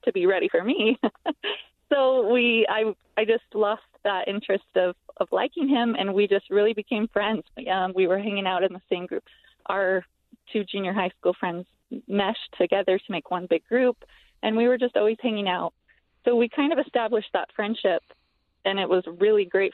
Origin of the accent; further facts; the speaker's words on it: Ogden, Utah, United States; I was born and raised in Ogden, Utah, and I have just always loved it here.